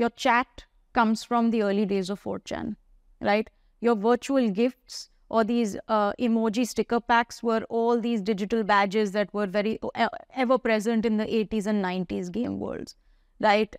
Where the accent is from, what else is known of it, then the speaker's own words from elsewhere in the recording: India; I grew up in India